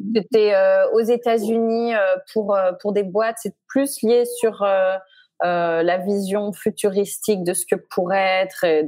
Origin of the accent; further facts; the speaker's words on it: Chamonix, Auvergne-Rhône-Alpes, France; moved away as an adult; now in United States; je viens de Haute-Savoie. Euh, je suis originaire de Haute-Savoie, de Chamonix